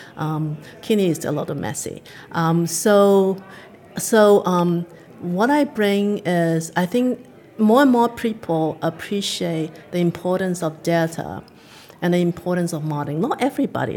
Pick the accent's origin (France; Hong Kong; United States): Hong Kong; now in Canada; I grew up in Hong Kong